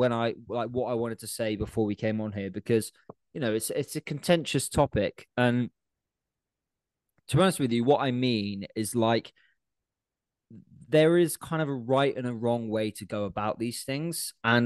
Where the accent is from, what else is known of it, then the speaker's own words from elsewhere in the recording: United Kingdom; being British